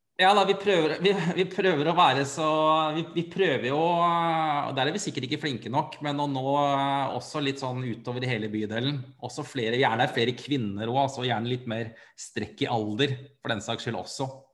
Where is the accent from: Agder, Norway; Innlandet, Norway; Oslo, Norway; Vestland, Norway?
Oslo, Norway; jeg er oppvokst på Bratlekollen